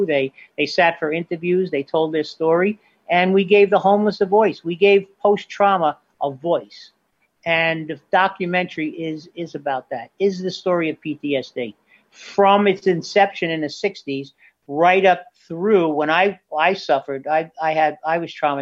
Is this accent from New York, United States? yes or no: yes; Bay Shore, New York, United States; my hometown of Bay Shore